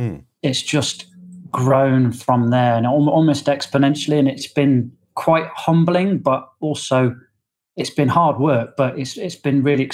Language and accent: English; Nottingham, East Midlands, United Kingdom; now in Auckland, New Zealand; Oh, I'm from Nottingham in the UK.